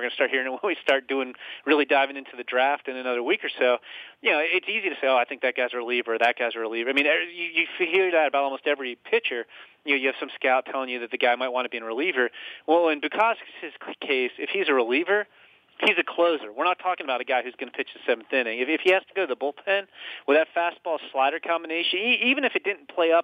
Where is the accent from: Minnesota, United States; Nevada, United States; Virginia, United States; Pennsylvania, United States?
Virginia, United States; Northern; where I grew up in Northern Virginia